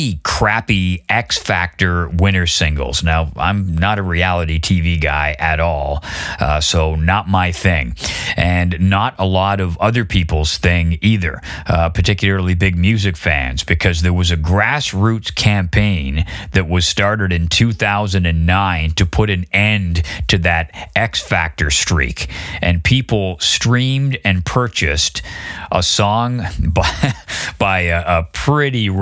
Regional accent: Canada; moved away as an adult; also born or lived in London; where I grew up in Canada

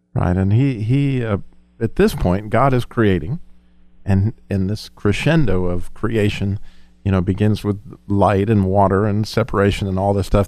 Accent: Colorado, United States; We lived, we grew up in Colorado

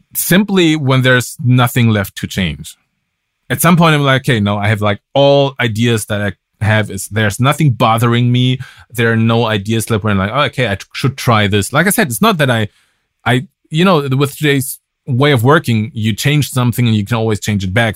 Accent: Germany; English is a second language; moved away as an adult; also born or lived in Berlin / United States; I'm from Germany

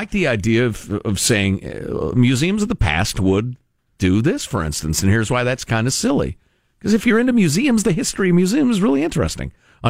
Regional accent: Chicago, Illinois, United States; I grew up in Chicagoland, went to the Brookfield Zoo

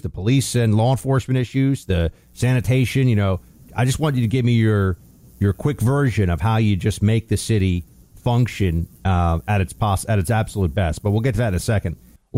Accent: New York, United States; that's where my tax dollars are going as a New Yorker

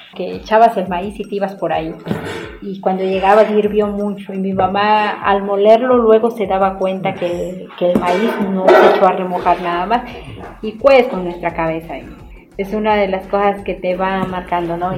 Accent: Tlacolula de Matamoros, Oaxaca, Mexico; originaria de Tlacolula de Matamoros, de Valles Centrales.

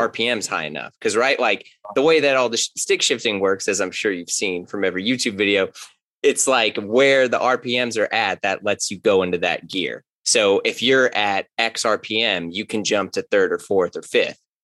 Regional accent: St. Louis, Missouri, United States; I grew up in St. Louis, grew up in Ferguson Florissant, went to Hazelwood Central

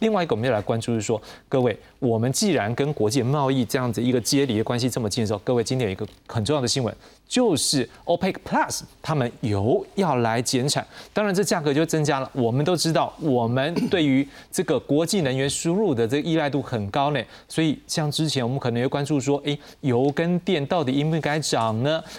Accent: Taiwan; 但是我们台湾人的创意，我们的一个中小企业的一个动能

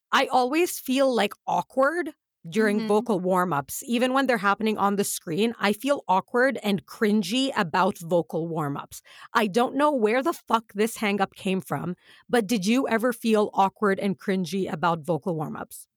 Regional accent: United Arab Emirates; we grew up in the Emirates

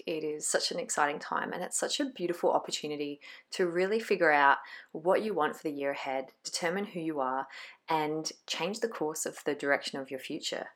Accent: Glenelg, South Australia, Australia; in Glenelg in my hometown

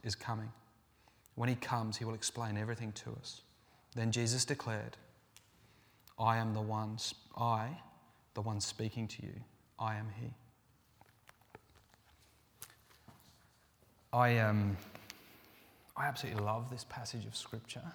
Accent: England, United Kingdom; moved away; I'm from England

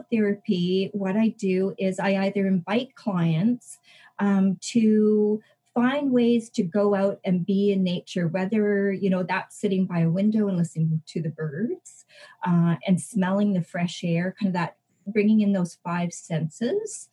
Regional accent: British Columbia, Canada; I'm from an area called British Columbia in Canada. And I live in the Okanagan

